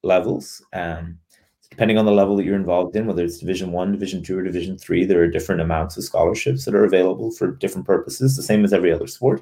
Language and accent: English; Cork, Munster, Ireland; moved away as an adult; also born or lived in Dublin; now in United States; I'm originally from Cork in Ireland, which is the second biggest city in the Republic of Ireland in the Southwest. I grew up about a half a mile from our field hockey club there